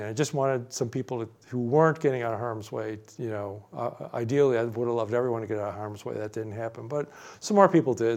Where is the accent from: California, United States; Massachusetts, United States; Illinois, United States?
Illinois, United States; Chicago; moved away as an adult; now in New Jersey, United States; growing up in Chicago, my dad would get the pizza